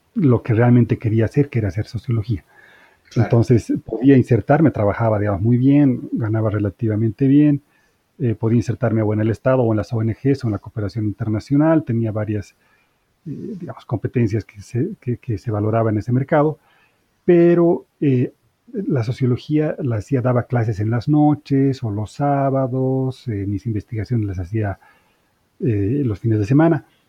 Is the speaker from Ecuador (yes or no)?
no; Bolivia; moved away as an adult; also born or lived in Spain; now in Mexico; soy boliviano de origen, he vivido toda, aunque nací en España, pero digamos, toda la vida la, vivía en Bolivia